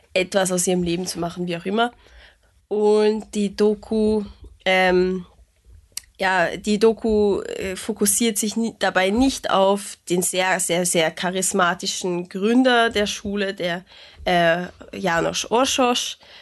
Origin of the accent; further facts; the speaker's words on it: Hungary; was mich als Ungarin sehr traurig macht